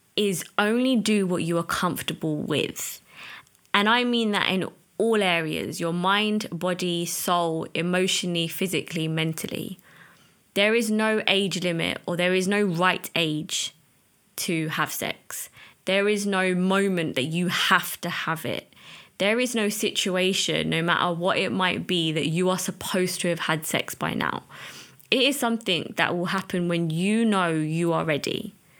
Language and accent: English; United Kingdom; as an Asian, as a British Asian